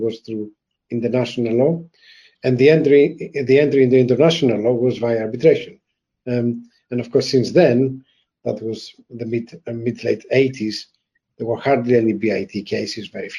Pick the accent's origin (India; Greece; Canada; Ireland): Greece; moved away as an adult; also born or lived in France / Germany / Ukraine / Poland; now in England, United Kingdom; I'm Greek by birth and nationality, and I have been outside Greece for the last 32 years.